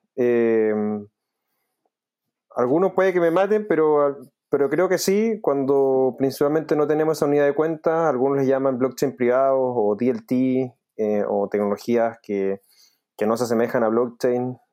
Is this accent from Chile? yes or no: yes; Chile; yo como chileno